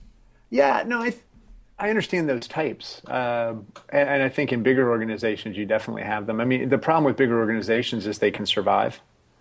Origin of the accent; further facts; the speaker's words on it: Scotland, United Kingdom; Okay. Hey, that's racist. I'm Scottish.